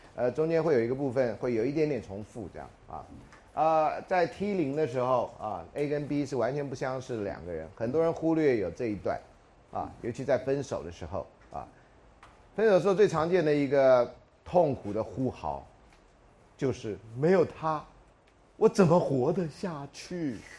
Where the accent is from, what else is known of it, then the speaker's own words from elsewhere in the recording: Taiwan; 如果我们台湾人的结婚都真的避开了三六九